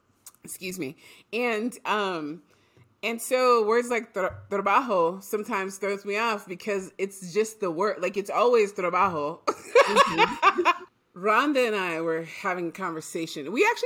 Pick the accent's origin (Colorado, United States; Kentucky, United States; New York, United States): New York, United States; I grew up in New York and I grew up all over the world.